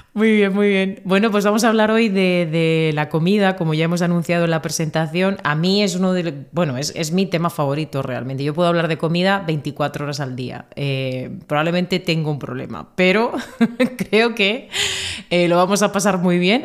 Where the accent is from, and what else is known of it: Murcia, Region of Murcia, Spain